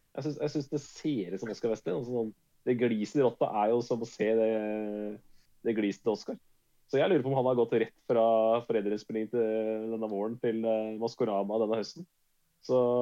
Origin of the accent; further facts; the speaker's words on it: Norway; jeg er fra Norge